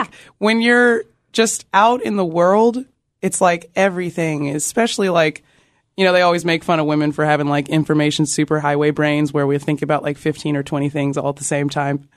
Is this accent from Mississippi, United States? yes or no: no; Austin, Texas, United States; growing up in Austin